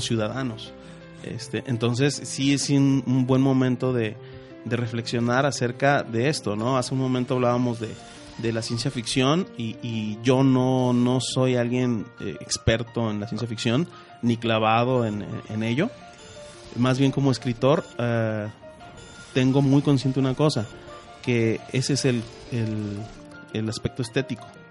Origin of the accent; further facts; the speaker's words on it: Mexico; nosotros como mexicanos